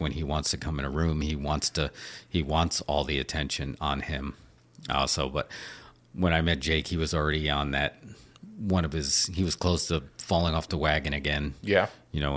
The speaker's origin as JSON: {"language": "English", "region": "New York", "country": "United States", "tie": "born or raised there", "said": "growing up in New York"}